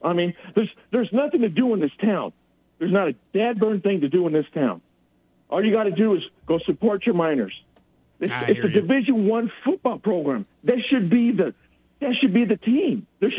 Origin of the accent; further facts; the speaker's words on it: Louisville, Kentucky, United States; moved away as an adult; now in El Paso, United States; From Louisville, from Kentucky.